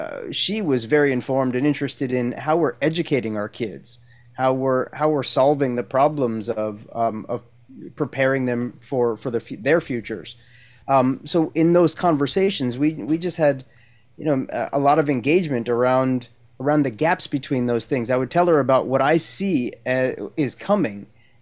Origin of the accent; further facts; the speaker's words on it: New Jersey, United States; moved away as an adult; also born or lived in Maryland / Brooklyn, New York; now in San Diego, United States; I'm from New Jersey originally. Okay. Born and raised in New Jersey, spent summers down at the Jersey Shore and went to college in Maryland, University of Maryland, College Park.